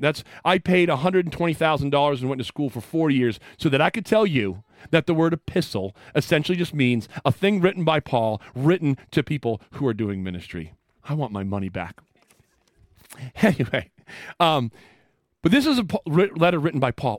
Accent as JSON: {"language": "English", "region": "Western Maine", "country": "United States", "tie": "born or raised there", "moved": "yes", "said": "I am from Western Maine"}